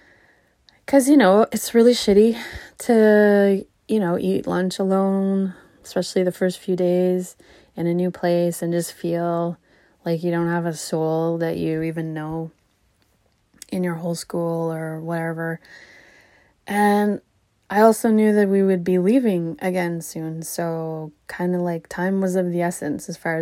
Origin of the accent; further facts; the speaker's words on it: Charlottetown, Prince Edward Island, Canada; also born or lived in Alberta; I was born in Alberta. We lived in a bunch of different towns in Alberta. And then we moved east. And so eventually, by the time I left for university, we lived in Charlottetown, Prince Edward Island